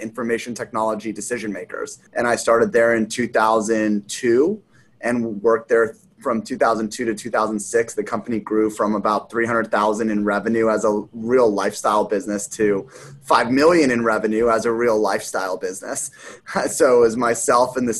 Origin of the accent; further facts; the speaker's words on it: Los Angeles, California, United States; moved away as an adult; also born or lived in Las Vegas / Columbus, Ohio; I grew up in Los Angeles. I went to college in Las Vegas.